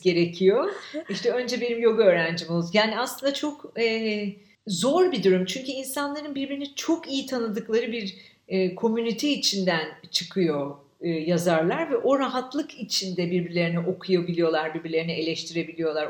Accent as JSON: {"language": "Turkish", "region": "Istanbul", "country": "Turkey", "tie": "born or raised there", "said": "Şimdi ben adada, büyük adada büyüdüm. E, bütün çocukluğum boyunca oradaydım."}